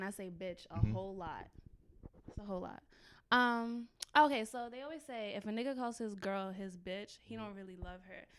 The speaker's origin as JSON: {"language": "English", "region": "New York", "country": "United States", "said": "I'm from New York"}